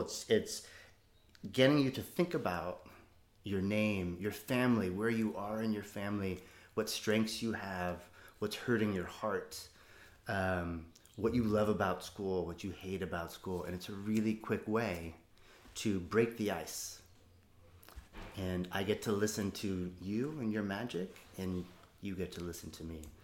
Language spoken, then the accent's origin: English; United States; also born or lived in Oakland; As an American